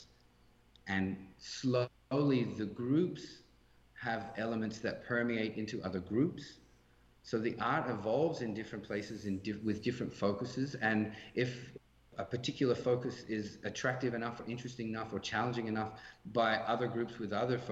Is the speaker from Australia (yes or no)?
yes; Australia; now in Canada; especially as an Australian guy teaching an African descended Brazilian art form in Canada